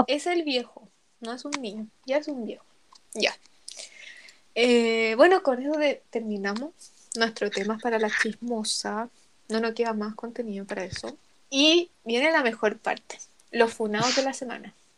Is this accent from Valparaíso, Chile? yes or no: no; Rancagua, O'Higgins, Chile; Yo soy de Rancagua